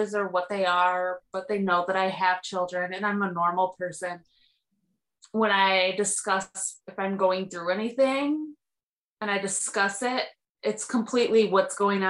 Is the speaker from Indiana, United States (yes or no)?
no; Texas, United States; I'm country. I grew up on a horse farm. I grew up in Texas